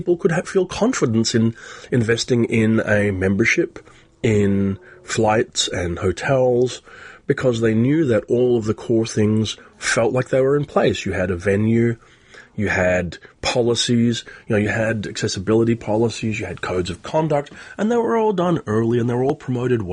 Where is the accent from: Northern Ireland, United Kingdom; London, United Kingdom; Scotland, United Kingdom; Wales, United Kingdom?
Northern Ireland, United Kingdom; Belfast; moved away; I'm from Belfast, and I haven't been back to Ireland since 1993